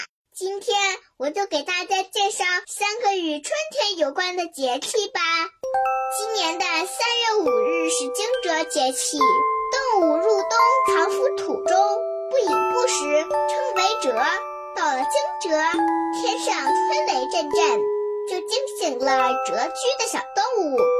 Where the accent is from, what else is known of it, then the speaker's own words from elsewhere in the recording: Dalian, Liaoning, China; 我来自大连，今年五岁